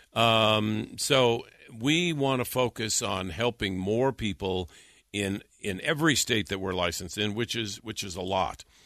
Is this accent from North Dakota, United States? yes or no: yes; North Dakota, United States; moved away as an adult; also born or lived in California; I'm not from California. I'm from North Dakota